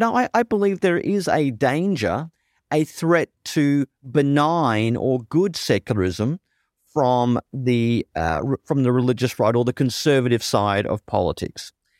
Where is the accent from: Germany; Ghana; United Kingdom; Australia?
Germany; born there; You know, I was born in Germany.